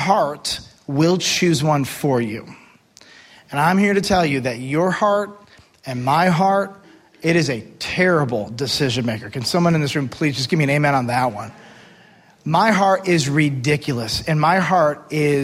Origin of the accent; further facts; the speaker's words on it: United States; I am an American